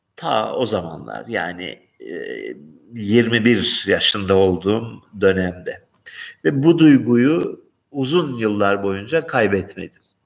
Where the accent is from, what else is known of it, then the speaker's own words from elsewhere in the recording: Turkey; now in Greece; Yunanistan'da yaşayan bir Türkiye'li olarak